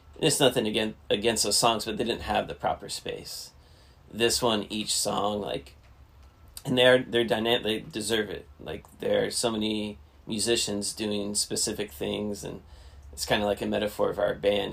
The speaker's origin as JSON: {"language": "English", "region": "Alaska", "country": "United States", "also_born_or_lived": "Fort Collins, Colorado", "said": "I was originally from Alaska"}